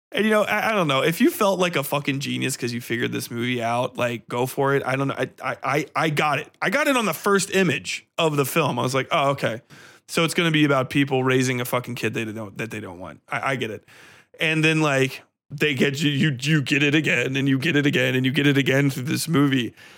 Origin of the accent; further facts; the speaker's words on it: United States; I was raised in fucking suburbia. I'm American.